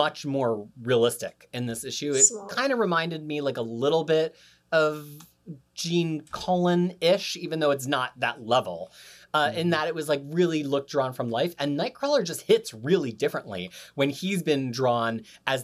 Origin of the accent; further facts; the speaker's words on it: United States; moved away as an adult; now in New Zealand